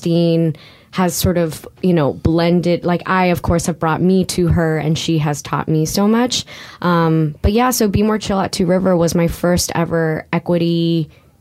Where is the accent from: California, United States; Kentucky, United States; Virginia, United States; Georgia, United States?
California, United States; now in New York, United States; I'm from California originally